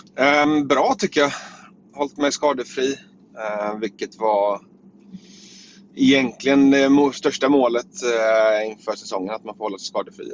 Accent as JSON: {"language": "Swedish", "town": "Gothenburg", "region": "Västra Götaland", "country": "Sweden", "said": "landa hemma i Göteborg igen"}